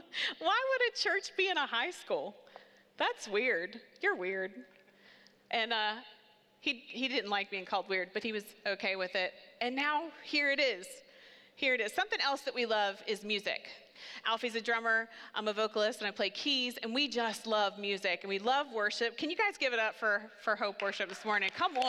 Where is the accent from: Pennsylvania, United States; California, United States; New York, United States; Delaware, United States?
Delaware, United States; Seaford; So we lived in Seaford. We grew up here. I grew up right on Pine Street.